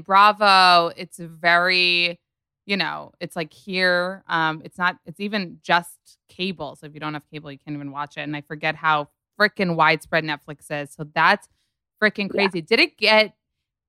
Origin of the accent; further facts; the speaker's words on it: Israel; moved away; I grew up in Israel